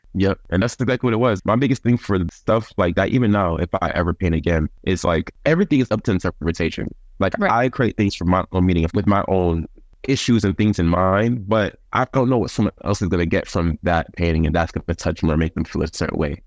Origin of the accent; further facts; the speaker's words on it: Covington, Georgia, United States; also born or lived in Bronx, New York; I'm from the Bronx, New York, and I moved to Covington, Georgia in 2007